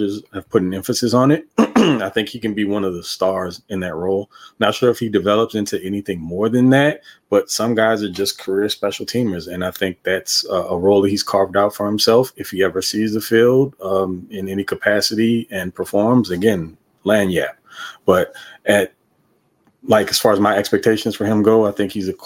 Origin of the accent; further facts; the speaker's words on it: Louisiana, United States; I'm from Louisiana